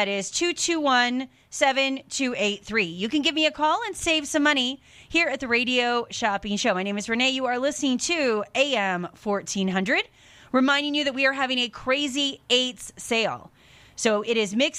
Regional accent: Seattle, Washington, United States; I was born and raised in the Seattle area

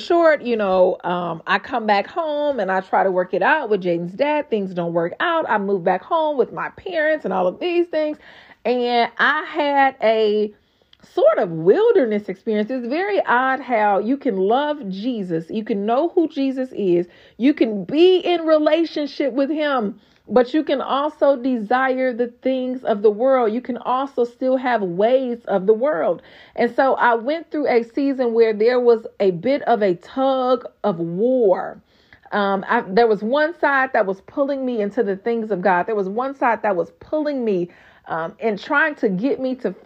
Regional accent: Gary, Indiana, United States; accent: GI accent; moved away as an adult; also born or lived in Texas; I was born and raised in Gary, Indiana.

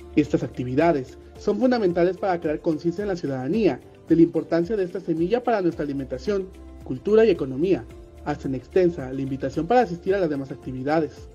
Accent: Mexico; resaltar el maíz como parte de nuestra identidad como mexicanos y mexicanas

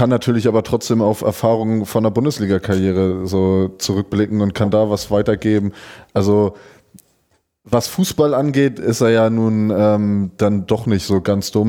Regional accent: Schleswig-Holstein, Germany; denn in meiner Heimat in Dithmarschen ist der Haider SV in die Regionalliga aufgestiegen.

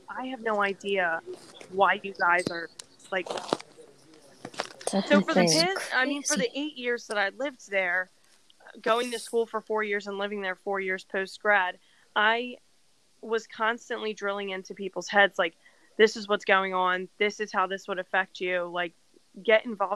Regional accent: New Jersey, United States; moved away as an adult; also born or lived in West Virginia; growing up in New Jersey and then going to school in West Virginia

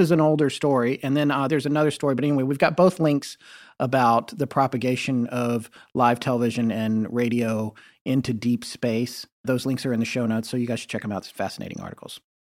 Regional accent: the South, North Carolina, United States; being from the South

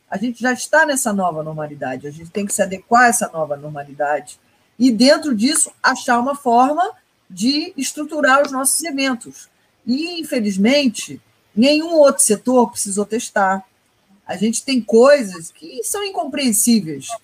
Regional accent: Brazil; a gente é brasileiro

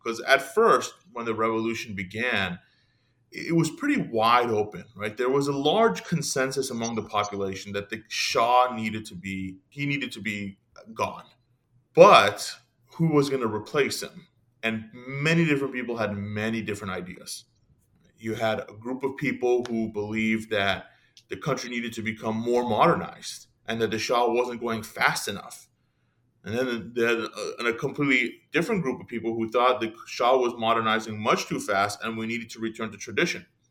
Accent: San Jose, California, United States; I was born here in America, converted to Christianity in my teens. When I did, I began to attend an Iranian Christian church that was in my area. I lived in San Jose, California

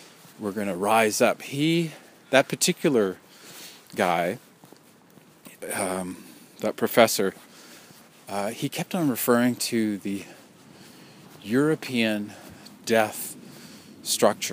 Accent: New Westminster, British Columbia, Canada; the name of the tribe in my hometown, you know, my city of New Westminster.

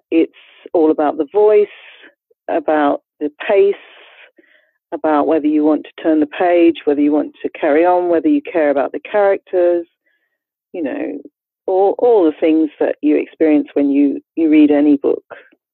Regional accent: Australia; moved away; I am an immigrant to this country myself. I grew up in Australia.

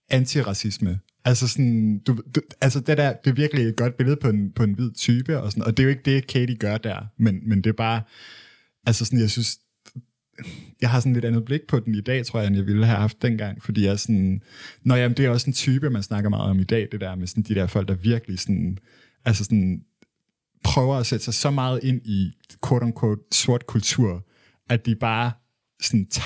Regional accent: Michigan, United States; når jeg er fra Michigan

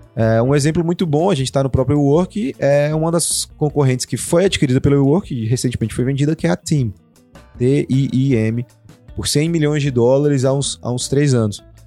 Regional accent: Brazil; a gente é brasileiro

